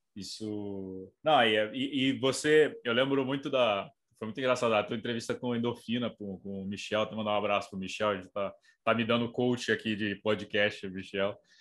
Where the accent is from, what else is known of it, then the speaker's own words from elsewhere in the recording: Brazil; sou brasileiro